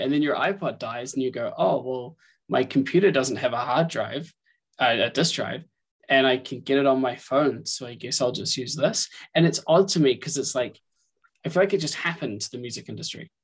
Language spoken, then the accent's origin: English; New Zealand; moved away; I grew up in New Zealand